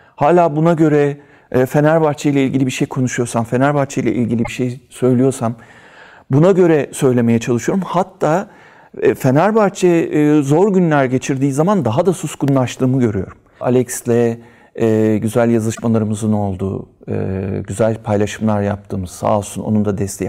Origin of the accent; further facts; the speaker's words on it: Istanbul, Turkey; İstanbul Üsküdar doğumluyum